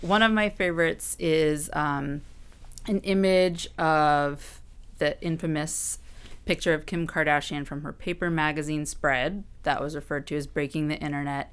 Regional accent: Orange, Virginia, United States; moved away as an adult; now in Washington, D.C., United States; I am from Virginia originally. Um, pretty, I'd say about two hours outside of Washington, D C, in Orange, which is a much more rural

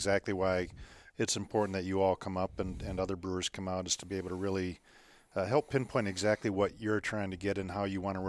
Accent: Minnesota, United States; moved away; I grew up in Minnesota, so I'm still a Twins fan

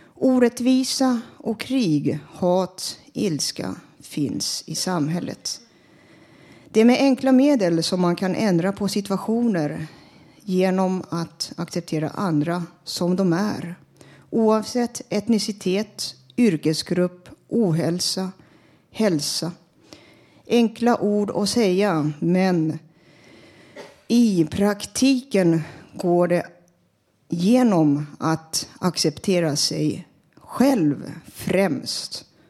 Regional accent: Stockholm, Stockholm County, Sweden; also born or lived in Finland; Jag och mina klasskamrater gick i en finskspråkig klass i Stockholm

